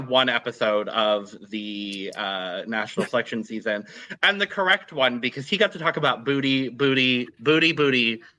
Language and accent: English; United States; Hi, I'm American.